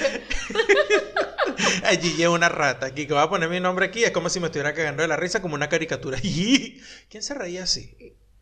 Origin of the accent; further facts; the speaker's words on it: Venezuela; accent: Venezuelan; now in Buenos Aires, Argentina; hablo como chino venezolano porque no puedo hablar todavía como chino argentino